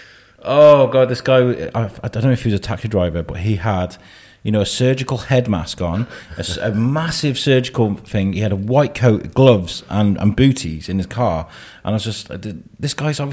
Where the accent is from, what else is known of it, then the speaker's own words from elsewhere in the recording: Wrexham, Wales, United Kingdom; I grew up in Wrexham.